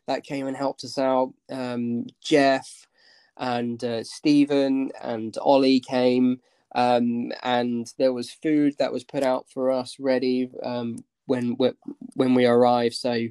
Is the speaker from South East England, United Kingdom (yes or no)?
yes; Basingstoke, South East England, United Kingdom; moved away as an adult; also born or lived in Russia; I grew up in Basingstoke in Hampshire. I lived there for the first 18 years of my life